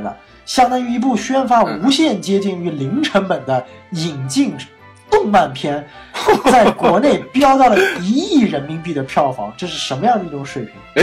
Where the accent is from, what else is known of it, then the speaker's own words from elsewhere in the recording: Northeast China, China; 你请我吃一顿我家乡的东北菜